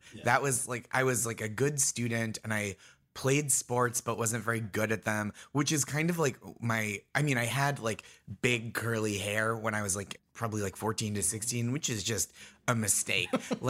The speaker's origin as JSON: {"language": "English", "town": "Stoneham", "region": "Massachusetts", "country": "United States", "tie": "born or raised there", "said": "So I grew up in Stoneham, Massachusetts, which is Nancy Kerrigan's hometown."}